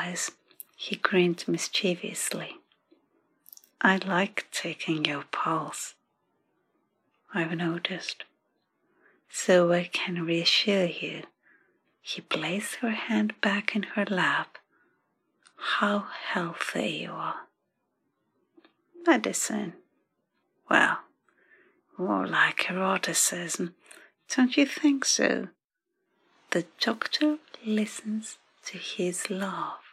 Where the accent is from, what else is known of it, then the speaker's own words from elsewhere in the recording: Athens, Attica, Greece; now in London, United Kingdom; I come from Athens.